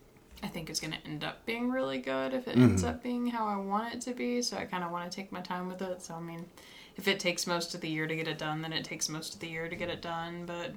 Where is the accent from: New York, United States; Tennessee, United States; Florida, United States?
Tennessee, United States; Nashville; Like, you motherfuckers, I'm from Nashville.